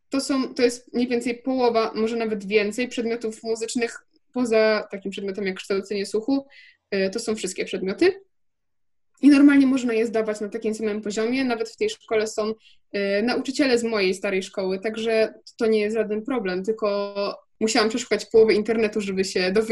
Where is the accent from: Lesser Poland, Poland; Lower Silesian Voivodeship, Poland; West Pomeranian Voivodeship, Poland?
Lower Silesian Voivodeship, Poland; Wrocław; jestem z Wrocławia, jest taka szkoła we Wrocławiu yy, popołudniowa